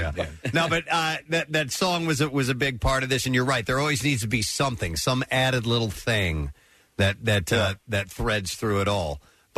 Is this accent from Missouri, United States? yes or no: yes; St. Louis, Missouri, United States; now in Philadelphia, United States; I grew up, I'm originally from St. Louis. I grew up there